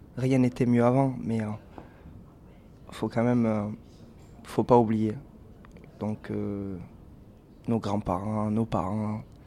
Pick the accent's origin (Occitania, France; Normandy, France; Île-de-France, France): Occitania, France; Sète; on vient de Sète